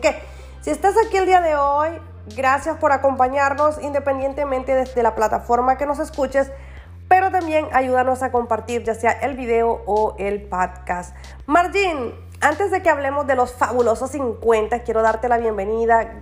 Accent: Nicaragua; now in California, United States; soy de Nicaragua y vivo en Brengo, California.

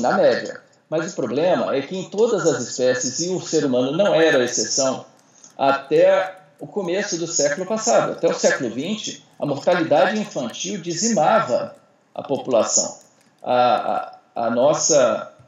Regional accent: Ceará, Brazil; now in Brasília, Brazil; eu sou cearense, eu sou nordestino

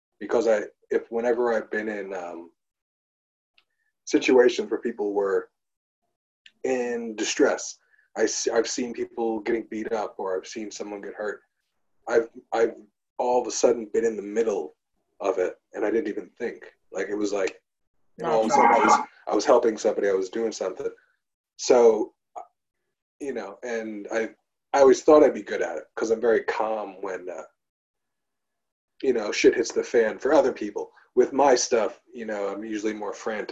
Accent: Long Island, New York, United States; now in Brooklyn, United States; we're on Long Island. I grew up on Long Island.

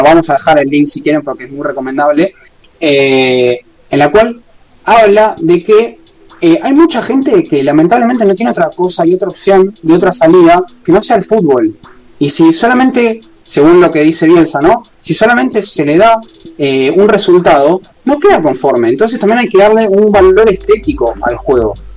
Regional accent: Argentina; somos todos argentinos

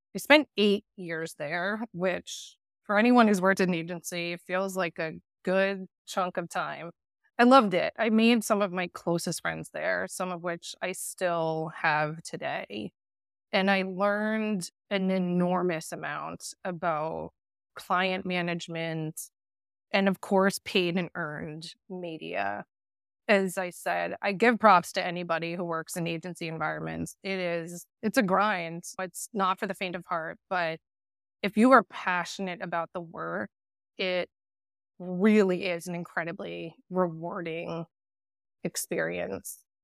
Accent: north of Boston, Massachusetts, United States; also born or lived in Pennsylvania / Netherlands; So I grew up north of Boston, definitely an East Coast girl

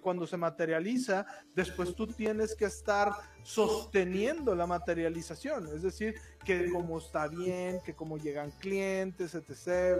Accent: Mexico; yo soy mexicano.

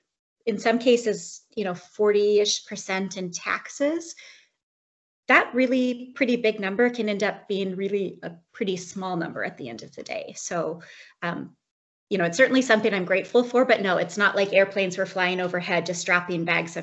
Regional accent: United States; moved away as an adult; now in Canada; I'm an American expat living in Canada.

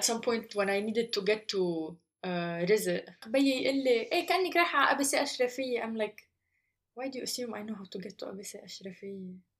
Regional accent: Lebanon; moved away as an adult; راجعة على لبنان

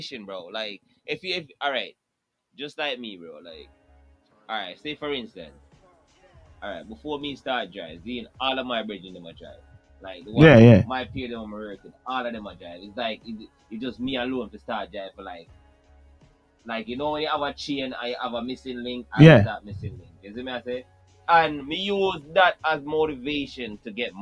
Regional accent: Jamaica; moved away; we come from Jamaica

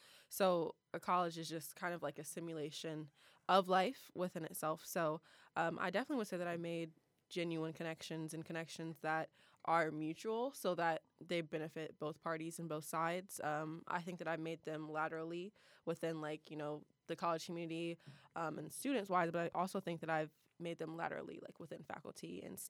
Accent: Columbus, Ohio, United States; I'm from the best city in Ohio, the 614.

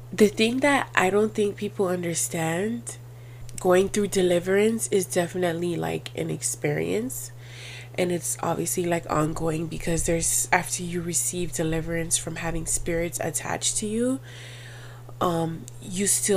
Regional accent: Miami, Florida, United States; I was born and raised in Miami

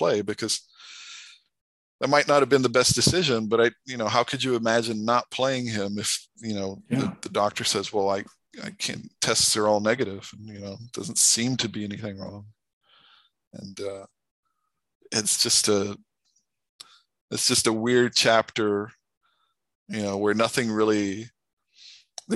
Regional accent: Brazil; moved away as an adult; also born or lived in United States; I grew up in Brazil, but I went to college in the U.S.

